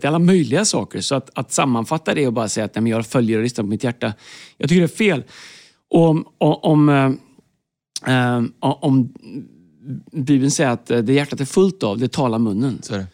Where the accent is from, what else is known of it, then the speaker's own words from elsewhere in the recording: Tidaholm, Västra Götaland, Sweden; jag växte upp i Tidaholm